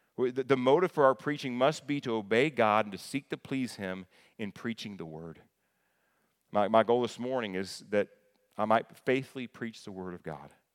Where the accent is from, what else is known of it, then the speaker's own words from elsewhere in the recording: the South, United States; I'm from the South